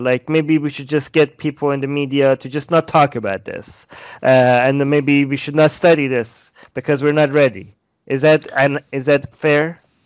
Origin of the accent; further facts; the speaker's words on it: Iran; moved away; I was born in Iran